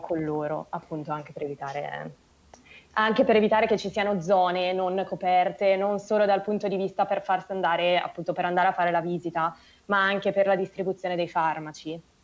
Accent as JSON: {"language": "Italian", "town": "Milan", "region": "Lombardy", "country": "Italy", "said": "sono di Milano"}